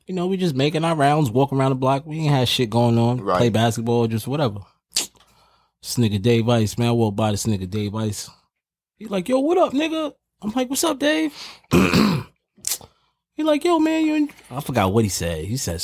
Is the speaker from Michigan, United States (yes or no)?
no; New York City, New York, United States; I'm from Harlem for real, too.